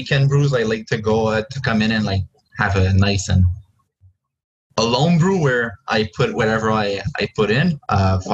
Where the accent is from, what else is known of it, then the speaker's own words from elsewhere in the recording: Joliette, Quebec, Canada; I'm from Joliette